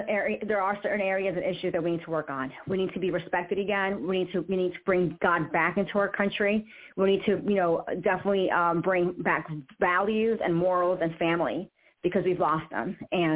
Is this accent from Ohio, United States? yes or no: no; New York, United States; moved away as an adult; also born or lived in Florida / Washington, D.C. / Virginia; now in Georgia, United States; I grew up in New York. I went to college in Florida, right? And then I went back to New York for a season, moved to D.C., Virginia, now it's Georgia